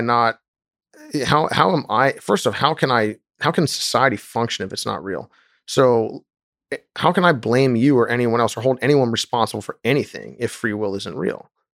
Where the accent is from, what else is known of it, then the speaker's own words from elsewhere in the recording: United States; I was raised in the United States